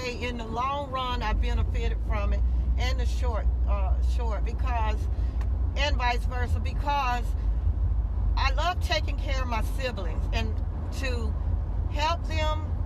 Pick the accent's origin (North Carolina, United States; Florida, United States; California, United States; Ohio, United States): Florida, United States; Tallahassee; I actually grew up right here in Tallahassee, Florida